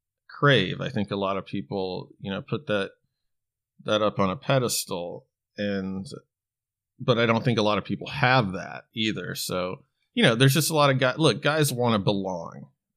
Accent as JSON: {"language": "English", "region": "Alaska", "country": "United States", "tie": "born or raised there", "said": "where I grew up in Alaska"}